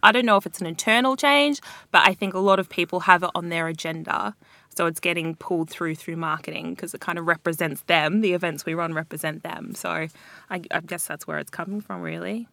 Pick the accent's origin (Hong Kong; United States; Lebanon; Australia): Australia; moved away as an adult; now in London, United Kingdom; I'm Australian